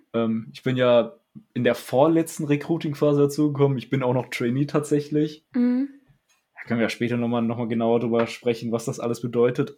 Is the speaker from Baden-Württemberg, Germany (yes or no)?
no; Dinslaken, North Rhine-Westphalia, Germany; ich komme ja aus Dietzlaken